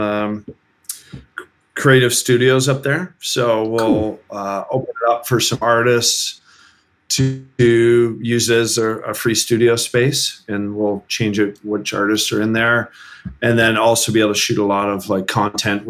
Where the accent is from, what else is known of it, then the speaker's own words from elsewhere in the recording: Canada; our Canadian selves